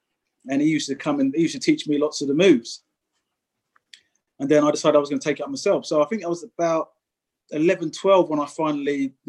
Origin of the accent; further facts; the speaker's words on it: London, United Kingdom; also born or lived in Coventry; as a young man, I sort of grew up in the Battersea, Clapham area. Originally, I was born in Coventry. My mum came down, I think, when I was about 4 years old when I came to London. And South London was the spot.